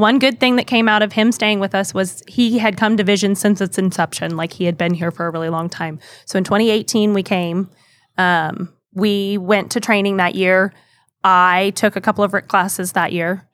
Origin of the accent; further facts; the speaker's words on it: Kansas, United States; moved away as an adult; also born or lived in Oklahoma; my hometown back in Kansas